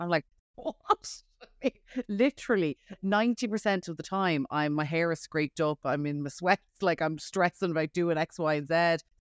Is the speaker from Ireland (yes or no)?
yes; Ireland; moved away as an adult; now in New York, United States; I'm from Ireland